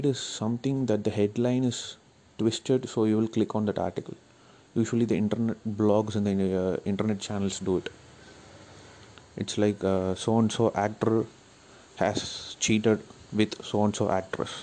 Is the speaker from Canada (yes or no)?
no; India; I'm also an Indian. As much as I critique our culture, I belong to this culture